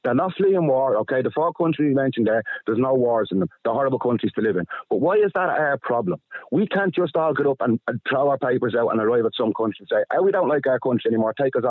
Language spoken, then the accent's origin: English; Ireland; We're Irish. This is ours. This is where we live.